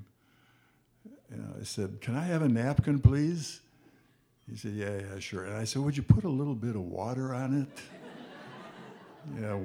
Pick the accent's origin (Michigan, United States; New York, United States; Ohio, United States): Michigan, United States; Detroit; I was born and raised in Detroit